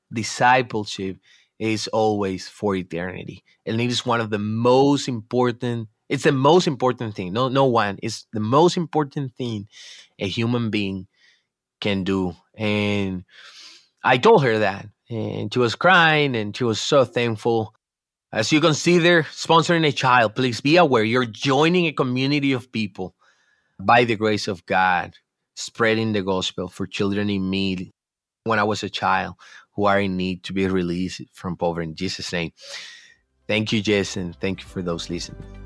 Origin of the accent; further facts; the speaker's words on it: Dominican Republic; I'm from the Dominican Republic